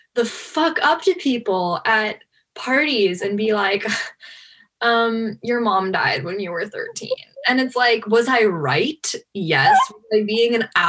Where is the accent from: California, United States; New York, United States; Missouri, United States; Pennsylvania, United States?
California, United States; Los Angeles; I grew up in Hollywood